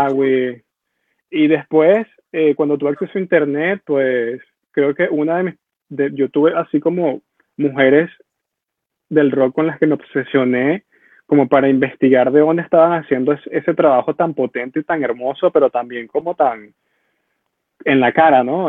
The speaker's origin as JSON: {"language": "Spanish", "country": "Venezuela", "tie": "born or raised there", "moved": "as an adult", "said": "la Venezuela que yo crecí"}